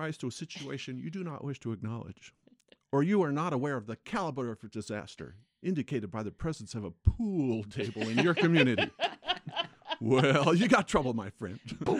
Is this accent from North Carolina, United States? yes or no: no; West Covina, California, United States; West Covina, California.